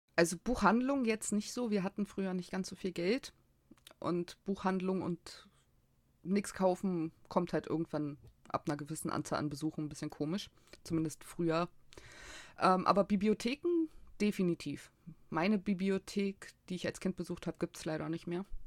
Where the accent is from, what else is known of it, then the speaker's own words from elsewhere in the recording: Berlin, Germany; Ich bin in Berlin geboren, ich lebe in Berlin, ich habe noch nie woanders gewohnt.